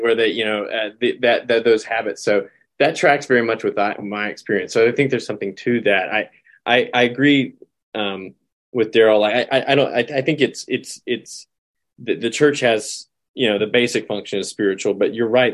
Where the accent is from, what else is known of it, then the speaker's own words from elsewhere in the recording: North Carolina, United States; moved away as an adult; also born or lived in Texas; I moved from North Carolina, where I grew up, and South Carolina went to college to Texas.